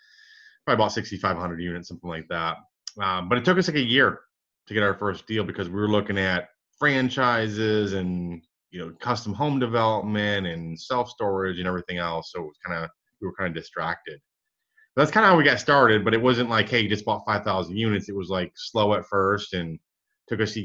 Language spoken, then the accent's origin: English; Michigan, United States; now in Dallas, United States; I grew up in Michigan, one of seven kids